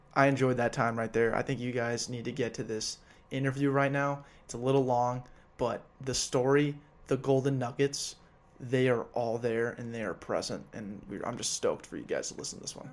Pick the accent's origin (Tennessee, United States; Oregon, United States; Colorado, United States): Colorado, United States; Denver; moved away; I'm not from here. I'm from Denver.